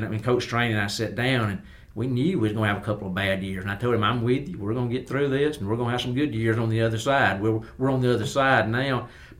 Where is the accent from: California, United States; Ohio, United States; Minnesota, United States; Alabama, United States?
Alabama, United States; Fayette County, West; now in Roanoke, United States; I'm a West Alabama boy. I'm from Fayette County.